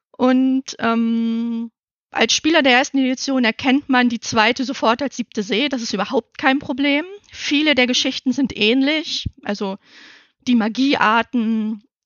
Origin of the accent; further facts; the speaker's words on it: Northern Germany, Germany; Ich als Norddeutsche